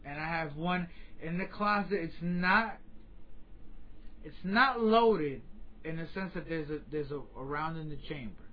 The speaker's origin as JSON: {"language": "English", "region": "New York", "country": "United States", "moved": "yes", "lives_now": "Florida, United States", "said": "As a New Yorker, every time I go home and I go back to New York"}